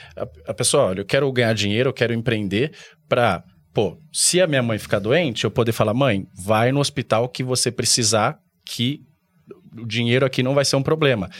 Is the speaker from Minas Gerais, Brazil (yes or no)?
no; São Paulo, Brazil; eu vim lá da Zona Leste de São Paulo, lá perto de Arthur Alvim, Patriarca.